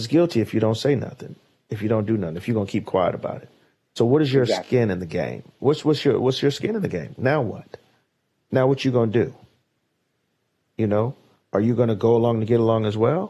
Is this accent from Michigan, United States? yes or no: no; New York City, New York, United States; as a young Black man myself, growing up in Harlem